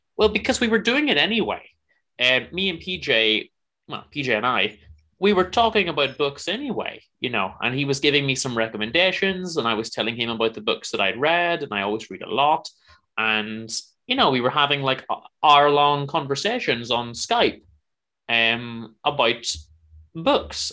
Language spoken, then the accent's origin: English; Northern Ireland, United Kingdom; I'm from Northern Ireland